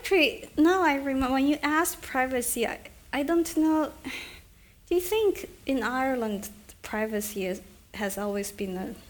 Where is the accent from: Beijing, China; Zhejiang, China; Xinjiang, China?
Beijing, China; And so when I grew up, one is China was so crowded, you know, it was just, Beijing was just, everywhere you turn, there would b